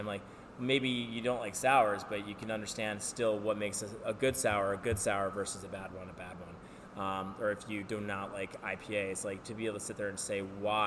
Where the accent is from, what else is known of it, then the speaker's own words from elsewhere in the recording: United States; we're American